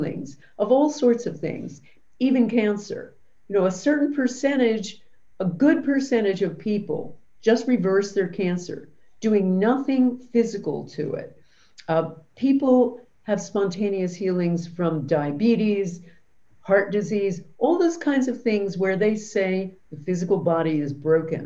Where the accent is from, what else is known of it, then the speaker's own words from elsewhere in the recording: New Jersey, United States; we are also both from New Jersey, both Italian